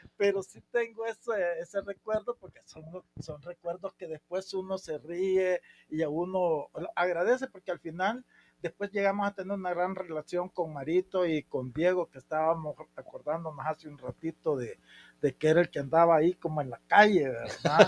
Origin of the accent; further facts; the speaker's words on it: San Miguel, El Salvador; yo este, nací en San Miguel